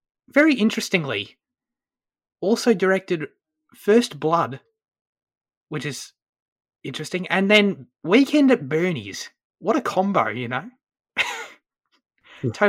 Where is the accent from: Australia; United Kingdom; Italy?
Australia; As an Aussie